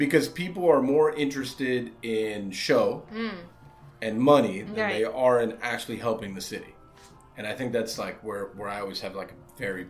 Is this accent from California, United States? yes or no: no; Miami, Florida, United States; I'm from Little Havana.